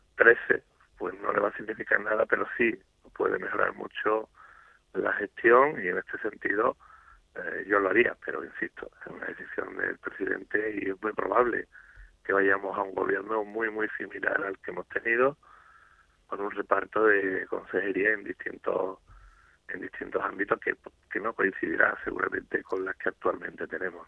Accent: Andalusia, Spain; como andaluz

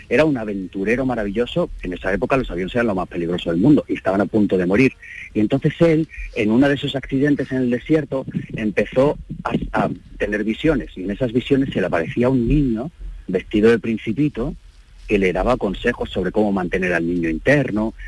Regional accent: Madrid, Community of Madrid, Spain; yo soy de Madrid

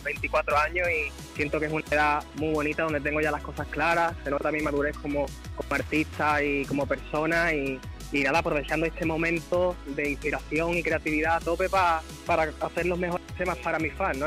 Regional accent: Andalusia, Spain; ser andaluz

